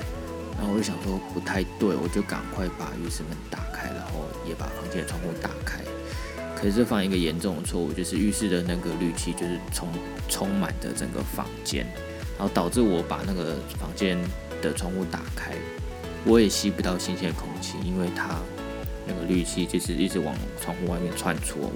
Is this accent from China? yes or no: no; Taiwan; 地球基本上有很多的人居住在同一个环境下，不止不只有不只有我们台湾人而已，还有其他各国各式各样的人以及不同的文化。